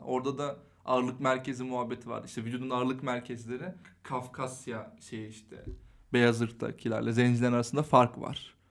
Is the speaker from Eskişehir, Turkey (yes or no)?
yes; Eskişehir, Turkey; moved away; also born or lived in Istanbul